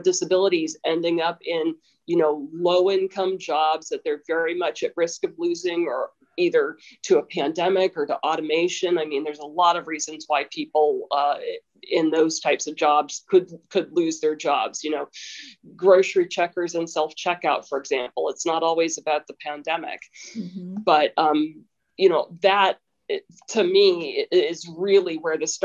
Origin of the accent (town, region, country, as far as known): United States